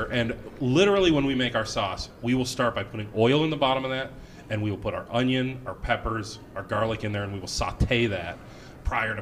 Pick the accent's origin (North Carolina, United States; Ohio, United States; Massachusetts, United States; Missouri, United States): Ohio, United States; Northeast; now in Rochester, United States; I'm from Northeast Ohio